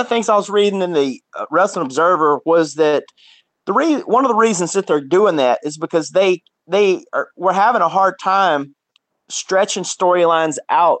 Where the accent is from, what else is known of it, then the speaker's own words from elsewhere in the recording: Mississippi, United States; I'm from Mississippi.